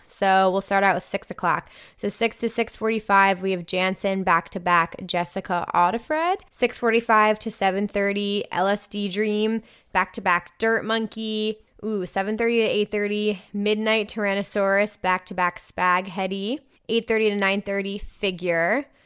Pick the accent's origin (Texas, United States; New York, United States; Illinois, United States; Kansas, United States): New York, United States; New York City; it's my hometown festival